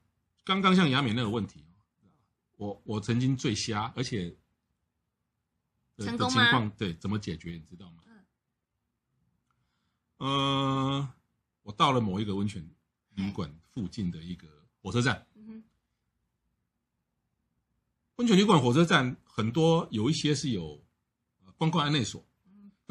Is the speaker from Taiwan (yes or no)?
yes; Taiwan; 我们台湾人